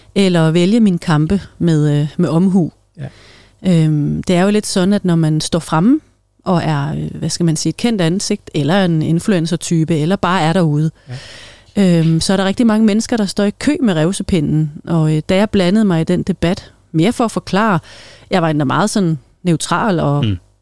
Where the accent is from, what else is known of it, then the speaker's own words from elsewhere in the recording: Greenland; moved away as an adult; also born or lived in Denmark (born); now in Solrød, Denmark; hele min barndom og ungdom var jo i Grønland